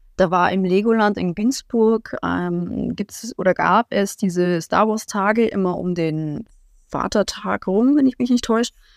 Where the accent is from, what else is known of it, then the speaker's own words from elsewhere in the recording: Augsburg, Bavaria, Germany; ich komme aus Augsburg im Süden Deutschlands